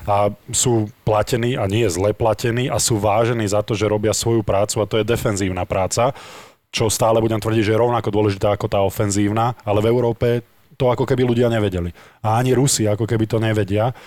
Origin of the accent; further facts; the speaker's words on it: Slovakia; ja som zarytý Slovák